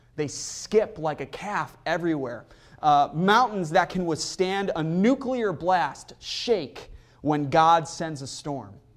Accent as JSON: {"language": "English", "area": "near Chicago", "region": "Illinois", "country": "United States", "tie": "born or raised there", "said": "Growing up near Chicago"}